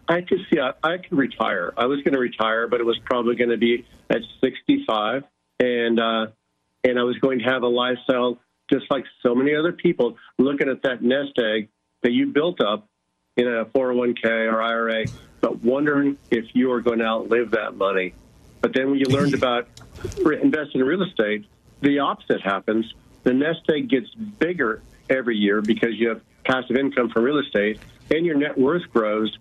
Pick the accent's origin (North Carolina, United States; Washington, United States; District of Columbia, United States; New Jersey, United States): Washington, United States; moved away; I came from originally from Washington State, a tiny town on the big peninsula known for lumber products